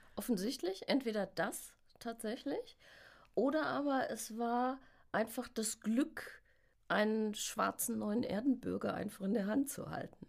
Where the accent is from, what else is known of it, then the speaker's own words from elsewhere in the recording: Westerwald, Rhineland-Palatinate, Germany; Ich bin in Deutschland geboren, auch im Westerwald geboren.